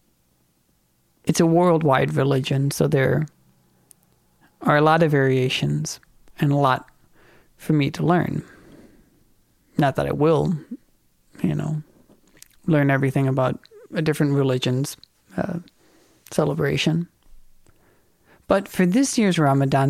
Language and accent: English; Minnesota, United States; I'm from Minnesota